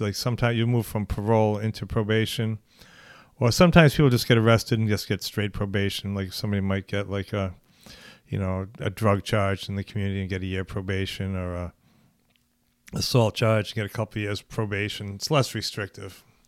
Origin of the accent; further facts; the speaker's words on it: Newport, Rhode Island, United States; I'm from Newport, Rhode Island, uh, from a basic kind of middle class Jewish family